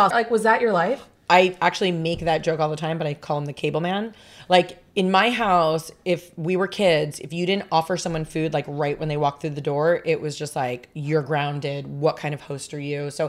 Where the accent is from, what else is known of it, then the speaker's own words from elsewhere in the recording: Long Island, New York, United States; also born or lived in Las Vegas; I was born in Long Island, New York. And then uh, I lived there till I was, well, actually, there was a little hiatus where we moved to Vegas for like three years.